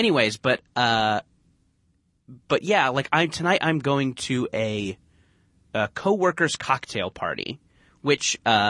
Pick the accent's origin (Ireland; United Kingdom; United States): United States; Orange County, California; Orange County.